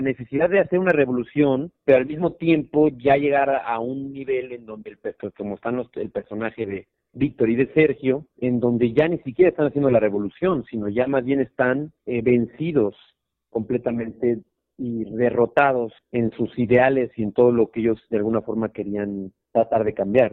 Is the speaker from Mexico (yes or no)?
yes; Mexico